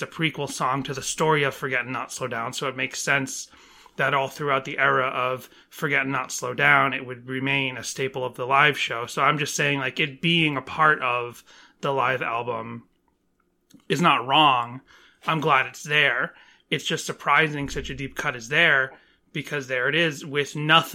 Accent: Northeast, United States; moved away; growing up in the Northeast

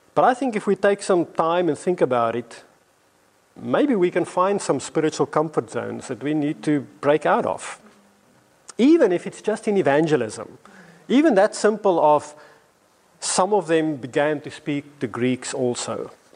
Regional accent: South Africa; moved away as an adult; now in London, United Kingdom; when I first came to London, I came as this South African, African guy

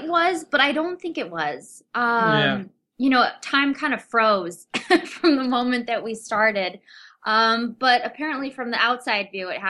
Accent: Rochester, New York, United States; Which is my hometown.

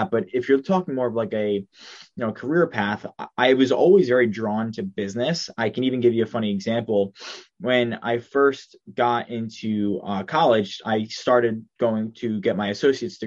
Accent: Long Island, New York, United States; I'm from Long Island, New York. That was where I was born. That's where I currently am now.

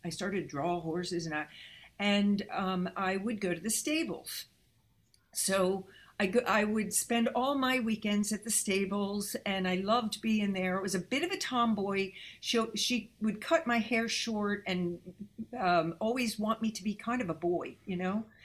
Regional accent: New Jersey, United States; moved away as an adult; also born or lived in Los Angeles; me growing up in Jersey

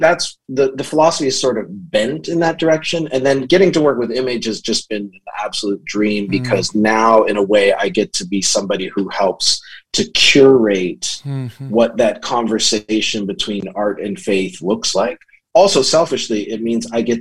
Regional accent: Southern Ontario, Canada; now in Grand Rapids, United States; originally from Southern Ontario. I live and work in Grand Rapids, Michigan

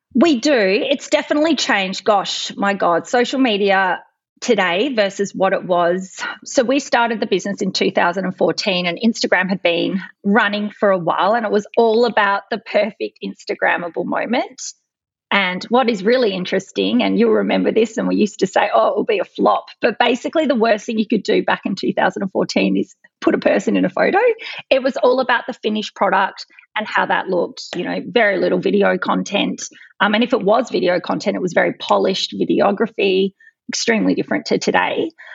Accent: Adelaide, South Australia, Australia; I'm from Adelaide

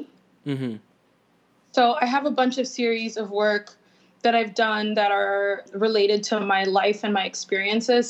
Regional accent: Palm Beach, Florida, United States; now in Miami, United States; I was born and raised in Palm Beach

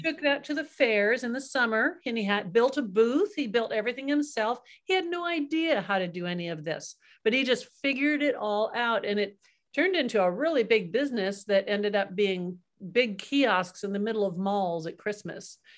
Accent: Kingsburg, California, United States; also born or lived in Kansas; my dad was in Kansas and a family of five, and then the whole family, he moved us out to California

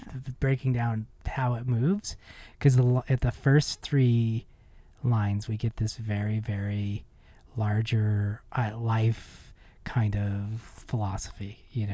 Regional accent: Ogden, Utah, United States; also born or lived in Manhattan, Kansas; growing up in Utah, growing up here in Ogden

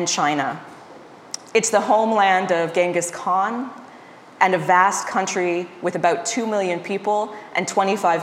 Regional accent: Nova Scotia, Canada; also born or lived in Montreal, Canada / Arizona, United States / California, United States; now in Peterborough, Canada; I grew up in Nova Scotia

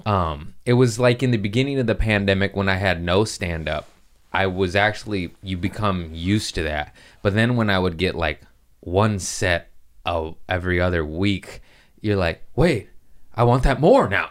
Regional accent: Los Angeles, California, United States; Los Angeles, uh, my hometown

